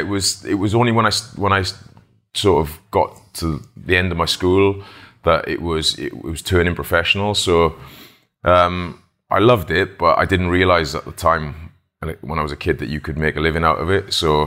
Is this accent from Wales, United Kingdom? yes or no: yes; Wales, United Kingdom; Well, you play it in school, like back in Wales. You don't play football, you play rugby.